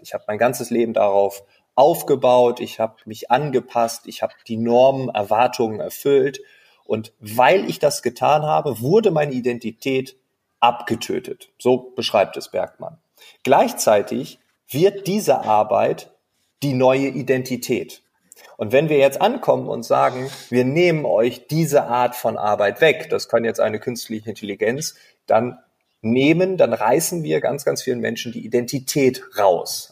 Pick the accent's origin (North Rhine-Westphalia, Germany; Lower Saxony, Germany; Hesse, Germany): Lower Saxony, Germany; East Frisia; now in Berlin, Germany; ich bin gebürtiger Ostfriese